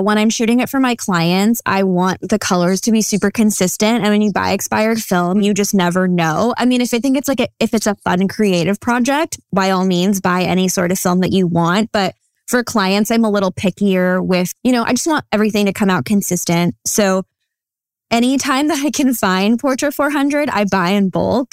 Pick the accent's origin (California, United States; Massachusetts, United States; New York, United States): California, United States; Santa Clarita; now in Ventura, United States; the lab is based out of my hometown, Santa Clarita